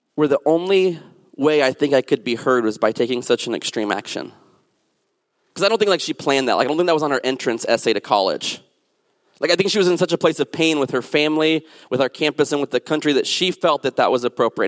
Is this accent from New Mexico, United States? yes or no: yes; New Mexico, United States; also born or lived in the South and Southwest / Alabama; now in Washington, D.C., United States; I'm from New Mexico